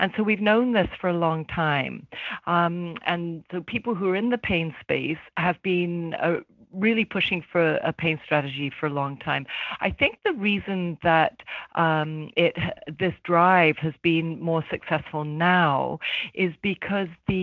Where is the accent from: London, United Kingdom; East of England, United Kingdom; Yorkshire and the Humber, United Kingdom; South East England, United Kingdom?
London, United Kingdom; now in Toronto, Canada; I was born in London, UK, but I've been in Toronto for probably half my life